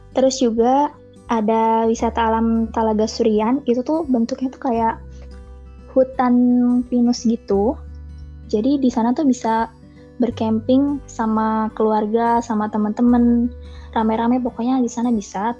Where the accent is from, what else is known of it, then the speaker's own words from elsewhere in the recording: Kuningan, West Java, Indonesia; Aku berasal dari Kuningan, Jawa Barat